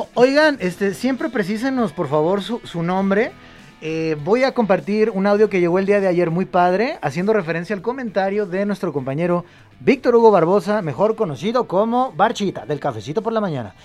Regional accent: Mexico; moved away; yo soy de México

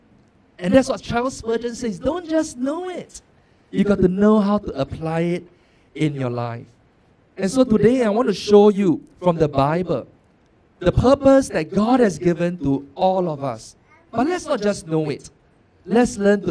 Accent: Singapore; I'm born and bred in Singapore

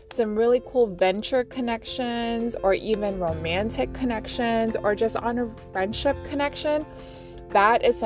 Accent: Las Vegas, Nevada, United States; we're from Las Vegas

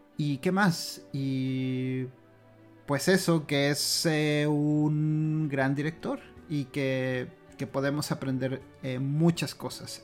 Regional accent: Mexico; como mexicanos

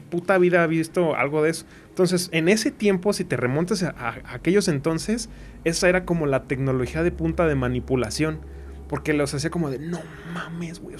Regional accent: Irapuato, Guanajuato, Mexico; de aquí de Irapuato, de, de donde yo soy

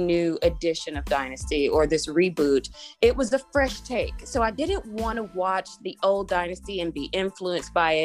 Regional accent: Jackson, Tennessee, United States; moved away as an adult; now in New York, United States; I am originally from Jackson, Tennessee

